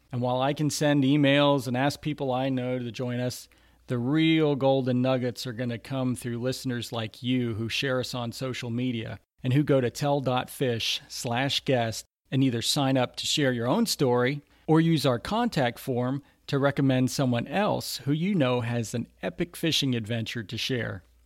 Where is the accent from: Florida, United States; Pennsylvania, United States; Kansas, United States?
Florida, United States; Lake County; also born or lived in Houston, Texas / Orlando, Florida; I grew up in Lake County, Florida, which is just about an hour north of Orlando.